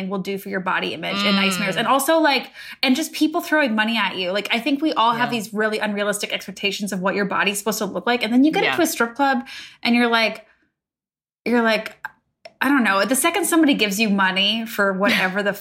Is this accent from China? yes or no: no; Canada; I'm Canadian